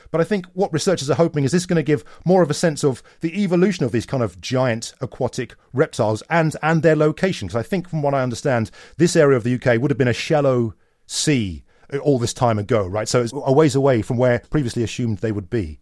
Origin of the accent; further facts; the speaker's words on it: Canada; speaking as a Canadian